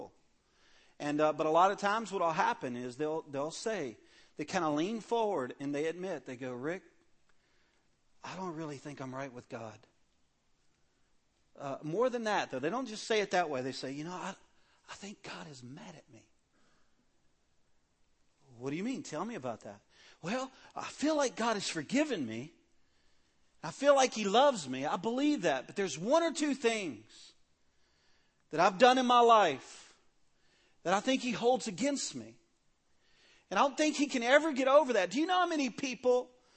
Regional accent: Cajun, Louisiana, United States; In my family, I'm a Cajun. We're loud people

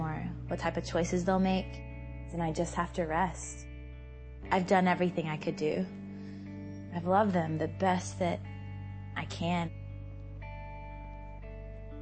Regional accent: Georgia, United States; I grew up in Georgia, mostly at my grandmother's house because my mom and dad were divorced

